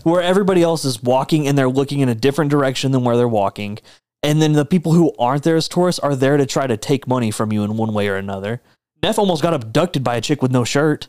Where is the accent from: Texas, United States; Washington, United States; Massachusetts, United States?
Texas, United States; I'm a Texan